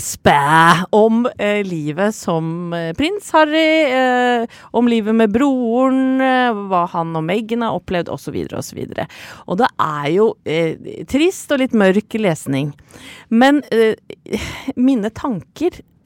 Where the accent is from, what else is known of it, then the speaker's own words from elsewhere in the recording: Åsgårdstrand, Vestfold, Norway; hjemme i Stangsgate 12 i Åsgårdstrand, hvor jeg vokste opp